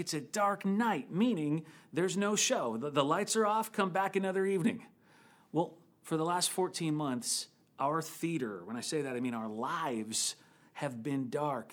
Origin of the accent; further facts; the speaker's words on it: Midwest, United States; now in San Francisco Bay Area, United States; I grew up in the Midwest